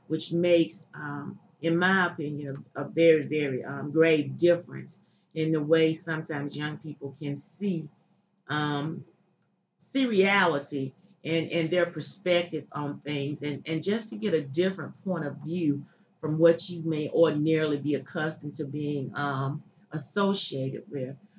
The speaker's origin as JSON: {"language": "English", "town": "Chester", "region": "Pennsylvania", "country": "United States", "tie": "born or raised there", "said": "I grew up here in Chester. Chester um, is home"}